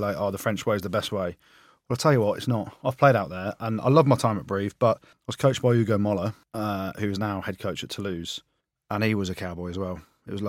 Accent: New Zealand; Jim and Goody don't want to do it, but I'm a Kiwi.

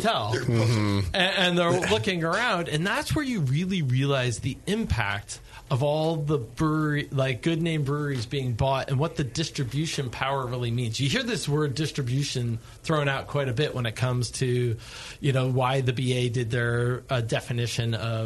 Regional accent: New York, United States; now in Bay Area, United States; I grew up in New York, not so liberal

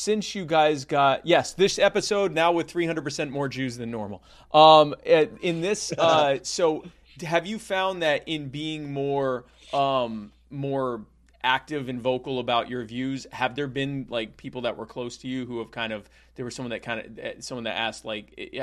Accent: Myrtle Beach, South Carolina, United States; I grew up in Myrtle Beach, South Carolina

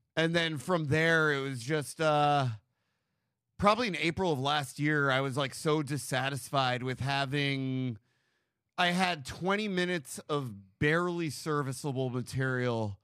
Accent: New York, United States; moved away as an adult; now in Los Angeles, United States; I grew up on the Upper West Side

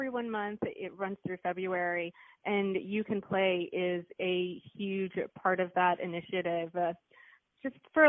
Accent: India; moved away; I'm originally from India

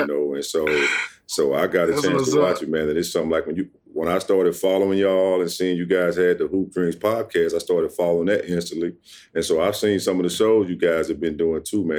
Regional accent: Ruston, Louisiana, United States; I grew up in Ruston, Louisiana, the youngest of four.

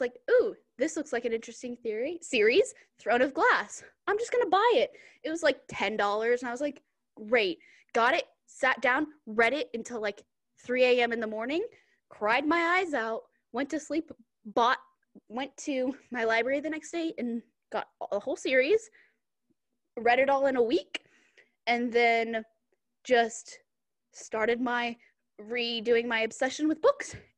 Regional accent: Dallas, Texas, United States; now in Kansas City, United States; I am from Dallas, Texas, but I'm currently living in Kansas City, Kansas.

